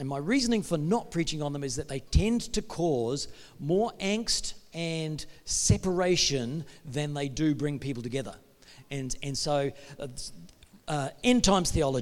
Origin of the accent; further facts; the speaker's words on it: New Zealand; now in Perth, Australia; Mike, my brother, we're both from New Zealand